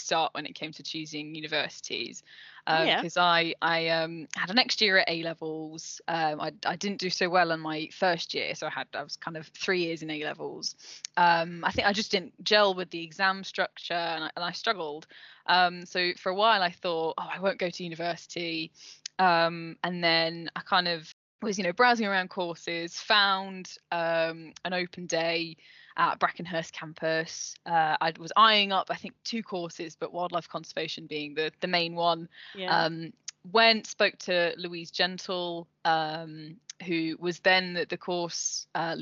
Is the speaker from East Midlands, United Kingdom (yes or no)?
yes; Leicester, East Midlands, United Kingdom; moved away as an adult; also born or lived in Cornwall; I was born in Leicester, lived in Leicester